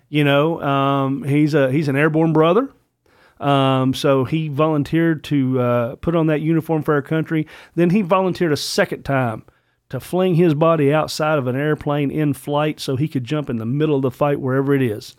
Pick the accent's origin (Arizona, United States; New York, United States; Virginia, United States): Virginia, United States; I am a, a true blue brother of, of son of Virginia